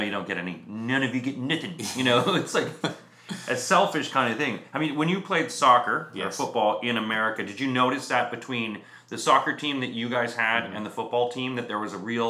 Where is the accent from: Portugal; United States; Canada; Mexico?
Canada; even Toronto being a Canadian.